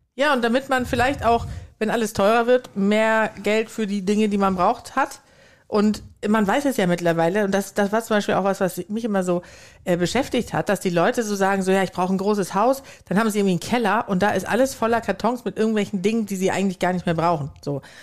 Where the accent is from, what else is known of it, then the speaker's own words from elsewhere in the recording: Sweden; now in Germany; ich komme ja nicht nur aus Schweden, sondern bin auch noch auf dem Land aufgewachsen